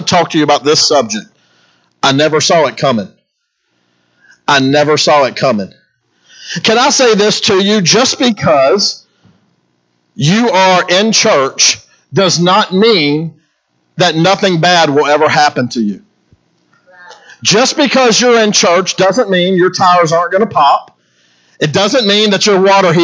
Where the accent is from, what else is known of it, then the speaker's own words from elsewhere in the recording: Baton Rouge, Louisiana, United States; moved away; Being from Baton Rouge, Louisiana, I'm a Cajun boy